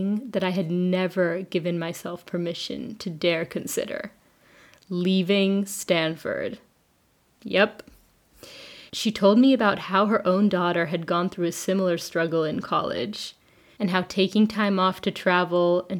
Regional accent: Switzerland; moved away as an adult; Growing up in Switzerland, I'd known about permaculture since high school

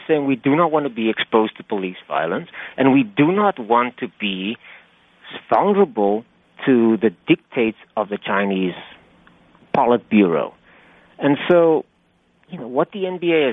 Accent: Cape Town, Western Cape, South Africa; moved away as an adult; now in United States; I grew up in Cape Town, South Africa, and I played actively as a boy and as a young man

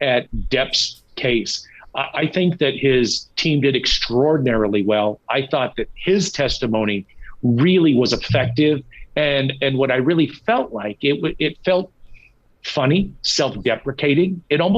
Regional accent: San Diego, California, United States; also born or lived in Minneapolis-St. Paul, Minnesota; now in Minneapolis, United States; I'm a California boy, man. I was born, I was raised, I grew up in California, so I know it well.

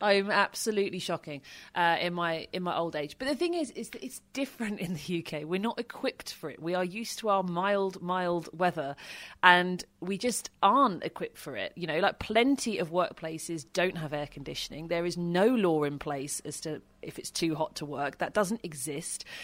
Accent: United Kingdom; being British

